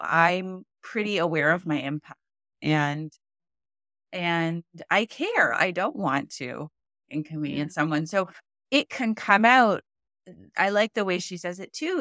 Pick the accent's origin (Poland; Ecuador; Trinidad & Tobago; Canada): Canada; I'm Canadian.